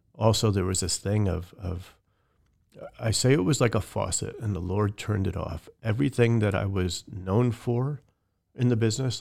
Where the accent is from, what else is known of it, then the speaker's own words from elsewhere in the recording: right outside the Bronx, New York, United States; I grew up in New York right outside the Bronx